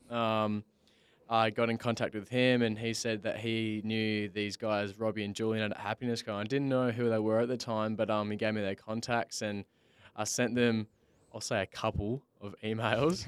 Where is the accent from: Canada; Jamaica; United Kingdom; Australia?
Australia; Bunbury, Western Australia; I'm originally from Bunbury, which is, uh, only two hours south of Perth